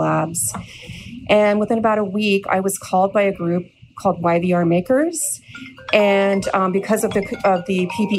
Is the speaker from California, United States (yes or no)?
yes; California, United States; moved away as an adult; also born or lived in North Vancouver, Canada; now in Vancouver, Canada; I was born in North Vancouver, and I was raised in California, and I moved back to Canada in 2016